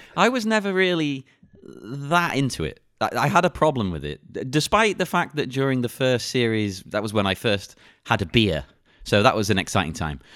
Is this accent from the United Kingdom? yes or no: yes; England, United Kingdom; I'm English